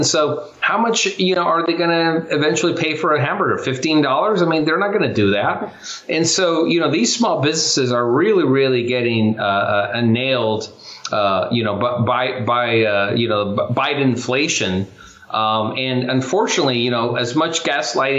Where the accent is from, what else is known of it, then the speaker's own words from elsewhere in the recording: Chula Vista, California, United States; I grew up in Chula Vista, California